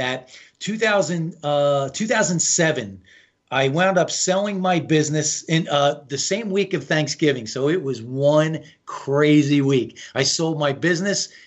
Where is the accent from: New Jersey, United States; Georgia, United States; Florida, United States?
New Jersey, United States; I'm from the East Coast. I'm from Jersey